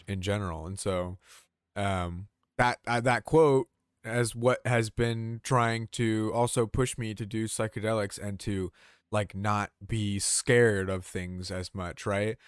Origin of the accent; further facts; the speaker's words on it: Georgia, United States; we both grew up in Georgia